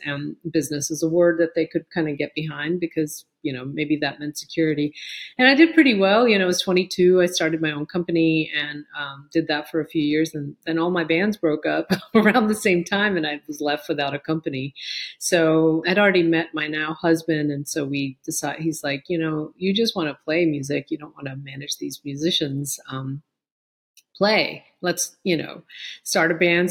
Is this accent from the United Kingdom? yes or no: no; New York, United States; moved away as an adult; also born or lived in Pittsburgh, Pennsylvania / Chandigarh, India / Amherst, Massachusetts; now in Raleigh, United States; we moved uh, from India to the Bronx when I was eight and a half